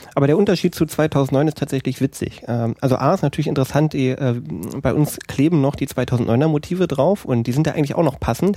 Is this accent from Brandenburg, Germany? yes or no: yes; Altenhof, Brandenburg, Germany; now in Eberswalde, Germany; in der Nähe aus dem Dorf komme ich. Altenhof